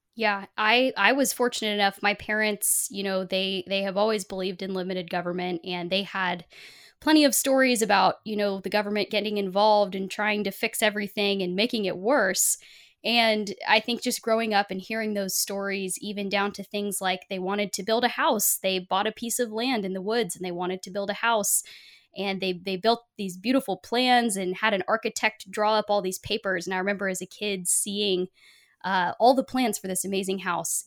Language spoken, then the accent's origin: English; Portland, Oregon, United States; I was born in Portland, Oregon